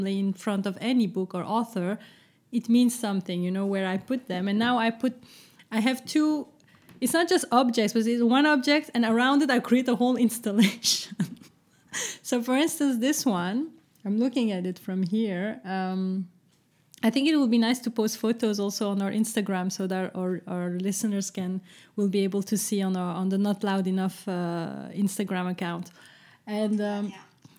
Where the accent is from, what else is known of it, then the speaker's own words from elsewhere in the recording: Brussels, Brussels-Capital Region, Belgium; moved away; So it's Brussels, so it's my hometown. Well, my hometown, yes.